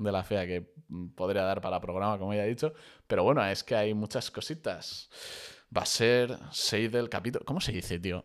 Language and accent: Spanish; Spain; como españoles que somos